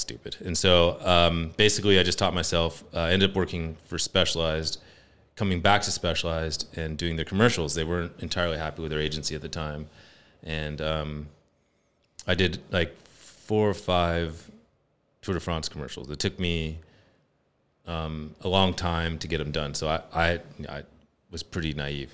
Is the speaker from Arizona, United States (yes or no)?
no; Morgan Hill, California, United States; I grew up in Morgan Hill